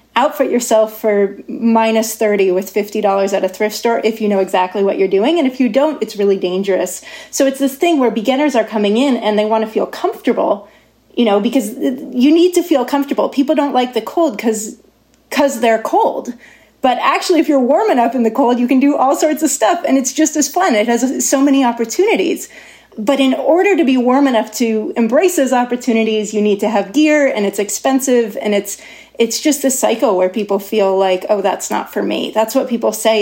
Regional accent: Davis, California, United States; moved away as an adult; also born or lived in Norway; I grew up in Davis

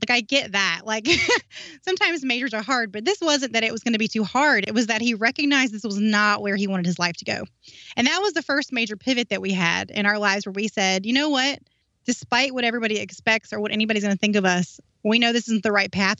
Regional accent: North Carolina, United States; moved away as an adult; North Carolina.

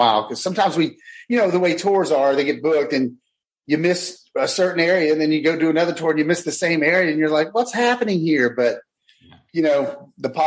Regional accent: Pensacola, Florida, United States; I grew up down in Pensacola, Florida on the beach

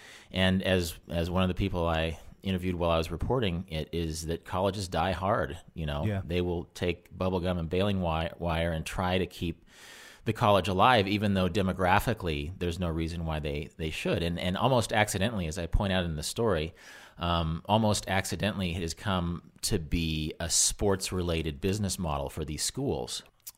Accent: Wichita, Kansas, United States; Well, I'm from Kansas. Okay. I grew up in Wichita, and I have a house now about 10 miles outside of the city of Salina up north.

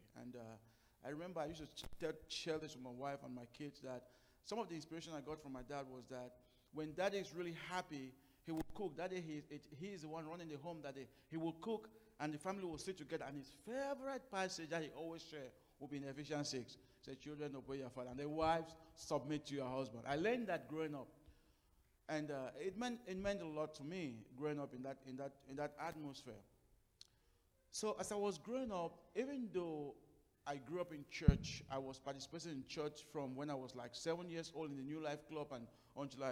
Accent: Cameroon; moved away; I am, my wife, we are from Cameroon. Originally, we were born, first part of our life in Cameroon

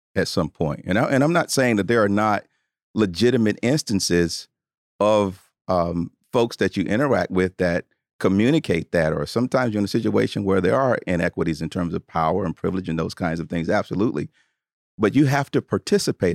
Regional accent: Tuscaloosa, Alabama, United States; born or raised there

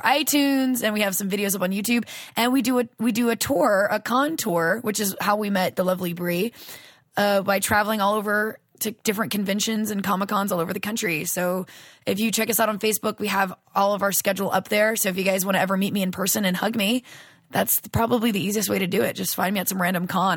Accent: Louisiana, United States; moved away; I'm from Louisiana originally.

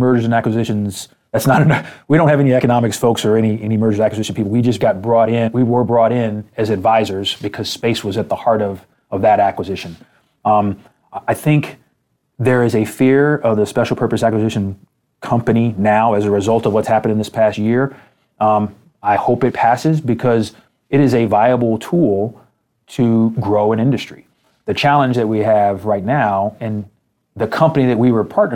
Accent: United States; being from America and being an American

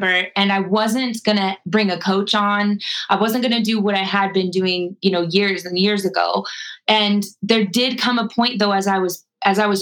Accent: Colorado, United States; growing up in Colorado and my parents are hippies, we were always out in nature

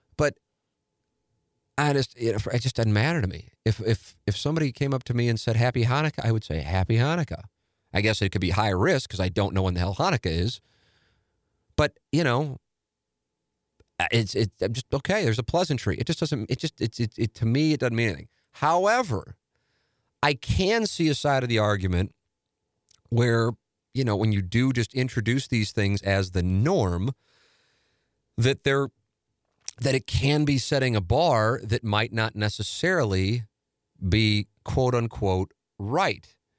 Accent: St. Louis, Missouri, United States; an Irish Catholic from South Saint Louis

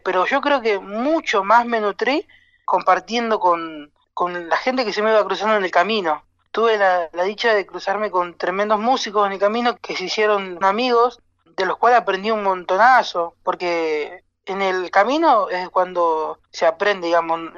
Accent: Buenos Aires, Argentina; also born or lived in Las Talitas, Tucumán; Yo nací en Las Talitas, pero bueno, toda la familia está en San Miguel de Tucumán. Cuando tenía dos años fue que mis viejos vinieron para Buenos Aires

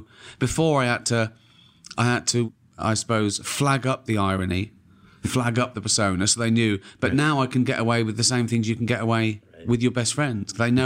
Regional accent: Reading, South East England, United Kingdom; born there; I was born in Whitley Estate in Reading. It was a poor working class estate. I was born in early 60s.

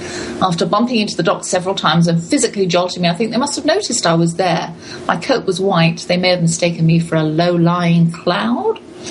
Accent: London, United Kingdom; moved away; We grew up in London together as children.

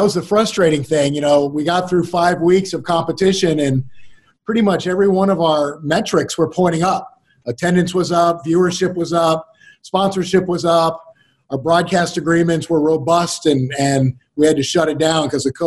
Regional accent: Hawaii, United States; moved away as an adult; now in Dallas, United States; I was raised in Hawaii, which is unusual. Didn't really spend a lot of time on the mainland

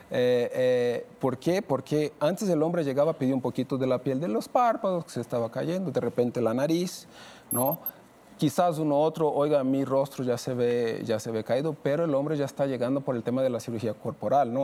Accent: Brazil; now in Mexico; soy de Brasil

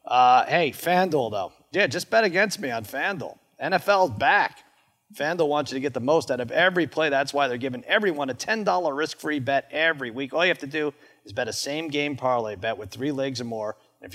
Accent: Long Island, New York, United States; I grew up in Long Island. I was a big Mets fan, 15 years old when you guys took home the title

